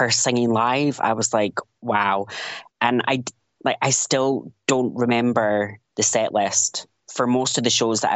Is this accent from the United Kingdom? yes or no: yes; Highlands of Scotland, United Kingdom; also born or lived in Edinburgh; now in Dalkeith, United Kingdom; I grew up in the Highlands of Scotland